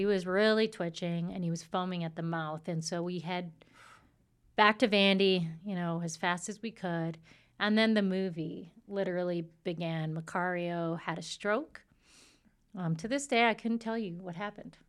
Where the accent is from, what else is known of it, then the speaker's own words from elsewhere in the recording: Saskatchewan, Canada; moved away as an adult; also born or lived in Washington, D.C.; I'm from Saskatchewan, and so that's the land of, you know, the native Indians